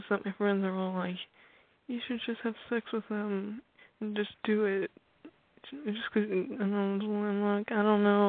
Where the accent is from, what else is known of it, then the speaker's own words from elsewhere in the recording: Arkansas, United States; I am going to be 18 in August, and I'm from Arkansas.